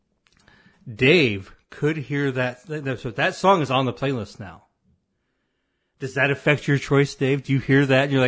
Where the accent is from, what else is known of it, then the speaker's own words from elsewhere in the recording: Illinois, United States; moved away as an adult; also born or lived in Springfield, Illinois / Minneapolis, Minnesota; when I was from Illinois